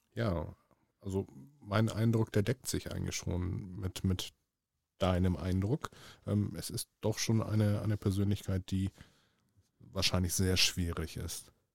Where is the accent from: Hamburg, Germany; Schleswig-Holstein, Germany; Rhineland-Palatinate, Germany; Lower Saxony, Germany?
Hamburg, Germany; als Hamburger Jung, als, als geborener Hamburger, als gebürtiger Hamburger